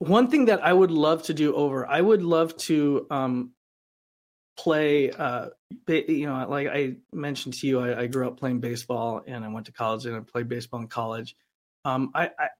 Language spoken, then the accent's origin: English; Rapid City, South Dakota, United States; moved away as an adult; also born or lived in Los Angeles; in my hometown